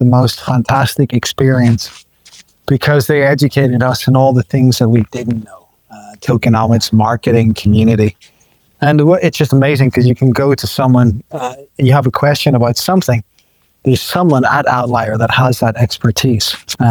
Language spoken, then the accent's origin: English; Estonia; We're from Estonia.